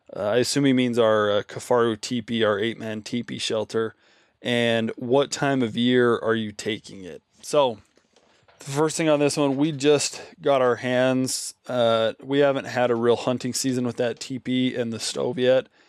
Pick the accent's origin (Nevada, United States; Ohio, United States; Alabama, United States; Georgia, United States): Nevada, United States; Nevada, for example, my home state